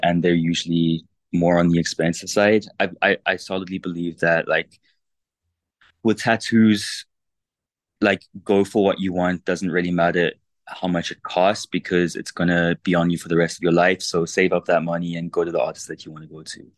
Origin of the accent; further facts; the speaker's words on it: South Africa; I grew up in South Africa